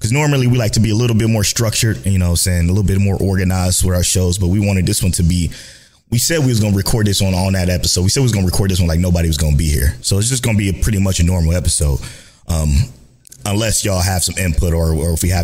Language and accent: English; Cleveland, Ohio, United States; we're from Cleveland, the boys are from Cleveland